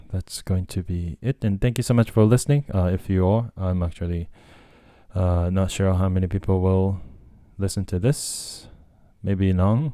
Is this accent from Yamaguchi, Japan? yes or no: no; Tokyo, Japan; English is a second language; also born or lived in United States; I was born and raised in Japan. I grew up in Japan. Uh, I'm, like, hundred percent Japanese, um, and, uh, yeah, from Tokyo